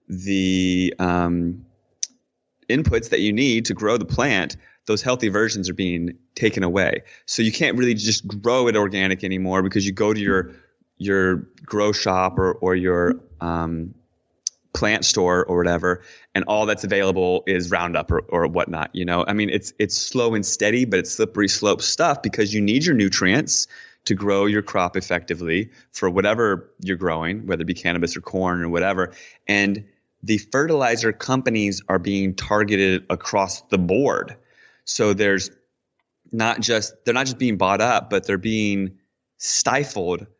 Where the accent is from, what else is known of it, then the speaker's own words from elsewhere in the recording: Washington, D.C., Virginia side, United States; moved away as an adult; I grew up in basically in Washington, D.C. on the Virginia side of the river